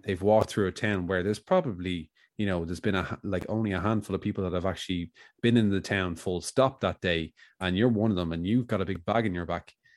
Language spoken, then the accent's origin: English; Ireland